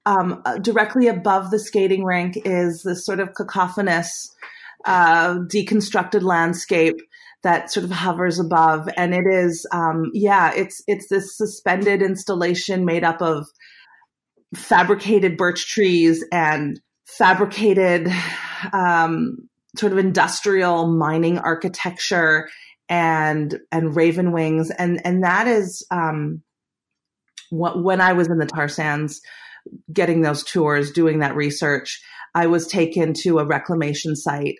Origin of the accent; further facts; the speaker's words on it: Winnipeg, Manitoba, Canada; moved away; growing up in Winnipeg